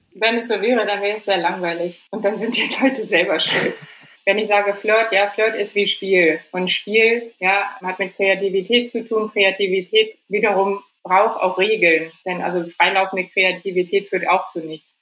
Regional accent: Germany; als Deutsche

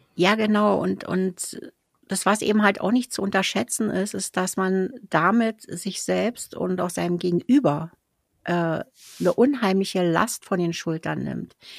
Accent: Berlin, Germany; ich als Berliner

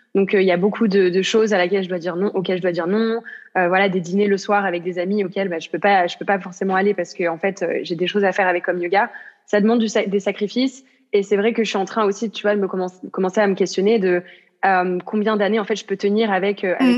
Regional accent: south of France, France; moved away as an adult; now in Amsterdam, Netherlands; je viens du sud de la France à l'origine, et puis j'habite à Amsterdam, donc aux Pays-Bas.

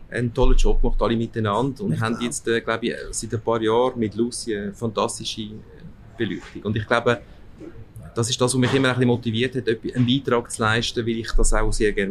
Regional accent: Aargau, Switzerland; meine, meine Eltern, also mein Vater ist 1960 in die Schweiz gekommen mhm. und bin dann hier aufgewachsen im Aargau.

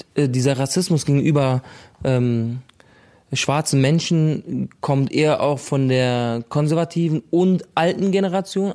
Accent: Berlin, Germany; also born or lived in Lebanon; schon immer haben wir in Berlin gelebt

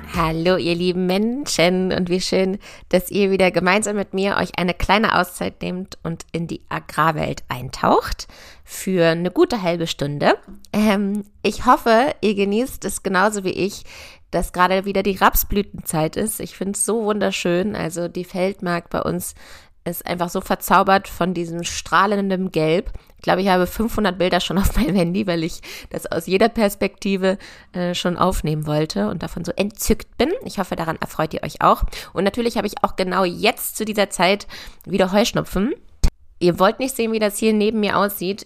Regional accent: near Hanover, Lower Saxony, Germany; also born or lived in Göttingen / Berlin; ich komme aus der Nähe von Hannover

